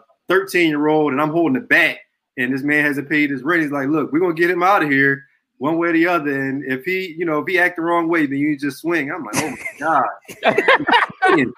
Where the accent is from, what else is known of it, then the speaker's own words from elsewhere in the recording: Philadelphia, Pennsylvania, United States; I was born and raised in Southwest Philadelphia